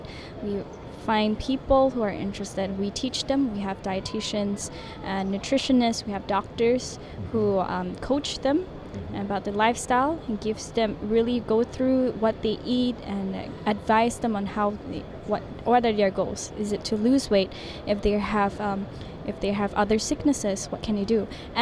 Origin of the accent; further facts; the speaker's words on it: Malaysia; English is a second language; Yes, I'm a Malaysian.